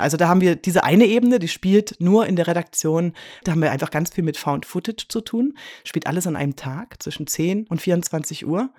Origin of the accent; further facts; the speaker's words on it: Leipzig, Saxony, Germany; also born or lived in Basel; now in Switzerland; Bin äh, geboren in Leipzig